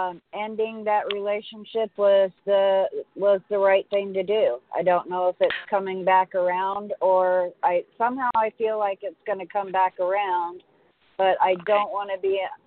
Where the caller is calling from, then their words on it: San Diego, California, United States; San Diego.